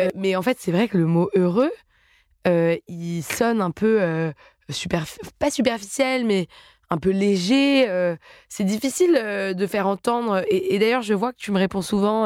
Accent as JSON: {"language": "French", "town": "Paris", "region": "Île-de-France", "country": "France", "tie": "born or raised there", "said": "je suis parisienne de naissance"}